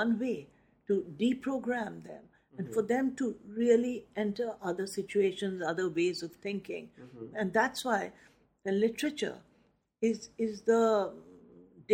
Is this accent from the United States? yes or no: no; Nainital, Uttarakhand, India; my hometown of Nainital